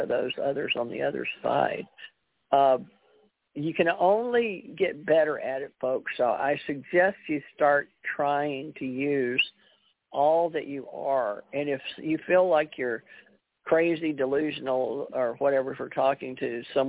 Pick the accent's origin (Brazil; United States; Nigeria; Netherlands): United States; Houston, Texas; also born or lived in Monroe, Louisiana; I had a beautiful life in Houston, Monroe, Louisiana, where I grew up in Houston